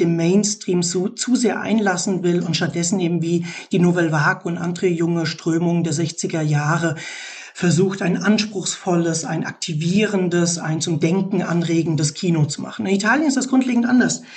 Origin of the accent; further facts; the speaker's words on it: Germany; Bei uns in Deutschland